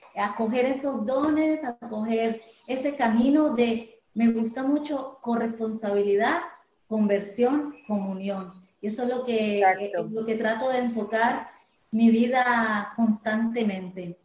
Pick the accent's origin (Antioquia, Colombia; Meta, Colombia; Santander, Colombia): Antioquia, Colombia; Medellín; moved away as an adult; now in Puerto Rico; nací en Medellín, Colombia, pero vivo actualmente aquí hace 20 años